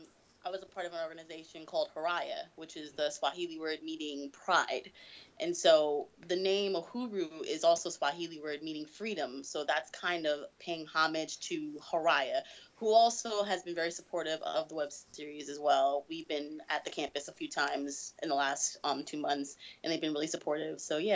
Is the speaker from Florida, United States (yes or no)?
no; New York City, New York, United States; I'm from the Boogie Down, from the BX.